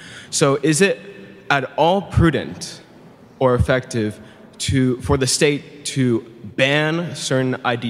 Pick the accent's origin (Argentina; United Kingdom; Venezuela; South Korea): Venezuela; moved away; I'm from Venezuela